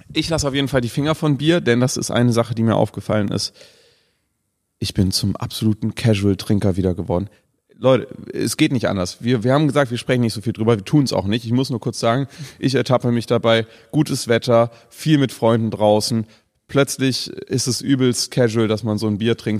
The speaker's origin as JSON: {"language": "German", "town": "Cologne", "region": "North Rhine-Westphalia", "country": "Germany", "said": "gerade als Kölner"}